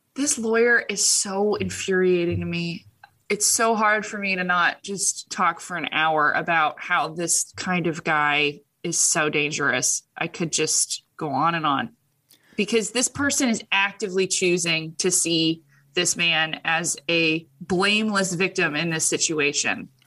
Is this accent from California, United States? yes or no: yes; Orange County, California, United States; moved away; I came from Orange County, and I think three girls I graduated with as a graduation gift were given breast implants